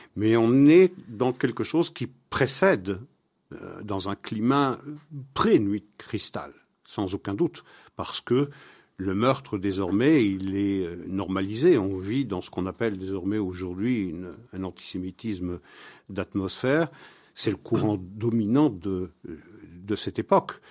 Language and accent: French; Belgium; c'est chez nous en Belgique